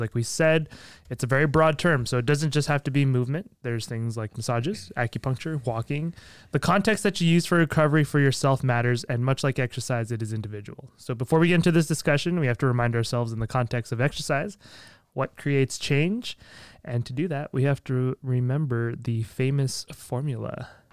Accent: Minnesota, United States; I'm a fellow Minnesotian

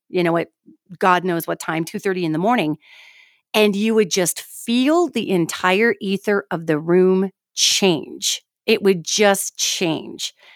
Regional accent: Billings, Montana, United States; I'm from Montana originally, Billings, Montana.

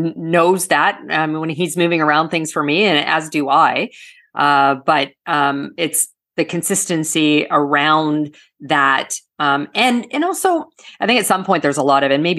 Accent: Canada; now in South Florida, United States; I'm originally from Canada. And so good Canadian girl, I play hockey

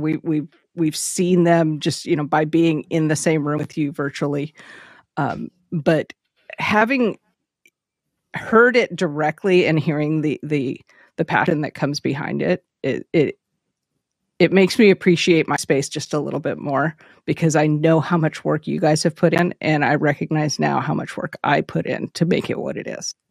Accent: West Coast, United States; I grew up on the West Coast

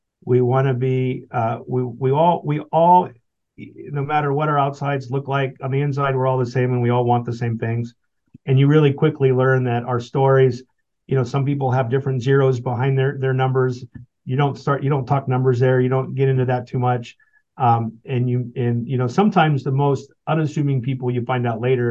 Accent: United States; as an American

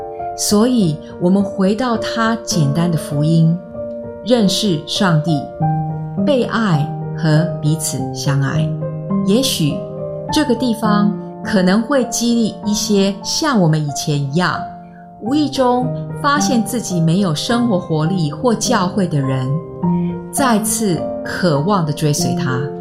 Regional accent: Singapore; 我在新加坡出生和长大，这是一个面积约七百平方公里的小城邦，位于东南亚的一个小岛上，面积不比纽约市大。

